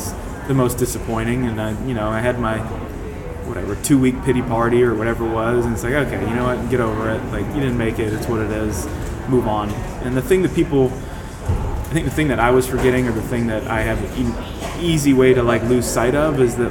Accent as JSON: {"language": "English", "region": "Ohio", "country": "United States", "tie": "born or raised there", "said": "Ohio is a state that I grew up in the United States"}